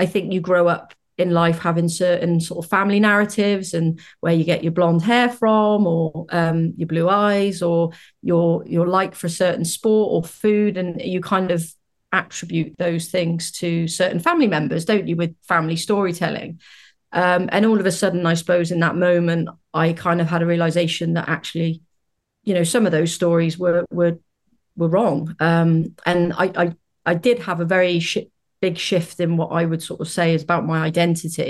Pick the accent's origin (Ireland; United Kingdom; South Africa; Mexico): United Kingdom; As you might be able to tell from my accent, I'm from the UK.